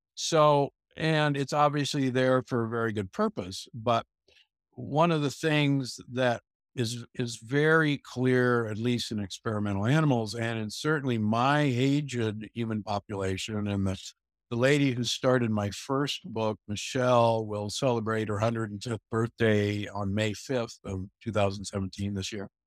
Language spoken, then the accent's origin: English; Omaha, Nebraska, United States; moved away; I grew up in Omaha, Nebraska, you know, where, where meat is king